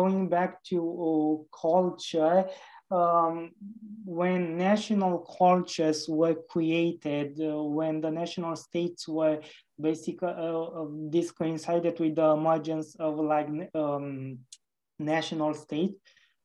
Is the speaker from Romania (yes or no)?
yes; Romania; Romania, my home country